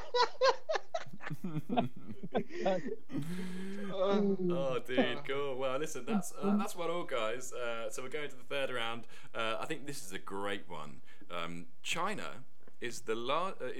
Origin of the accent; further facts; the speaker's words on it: Gosport, South East England, United Kingdom; I was born in Gosport